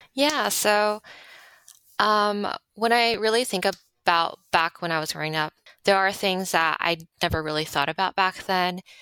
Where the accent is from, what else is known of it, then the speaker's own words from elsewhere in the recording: Monterey Park, California, United States; also born or lived in Los Angeles; I was born in Monterey Park.